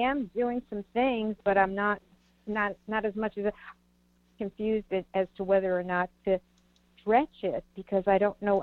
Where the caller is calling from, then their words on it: Virginia, United States; I'm calling from Virginia.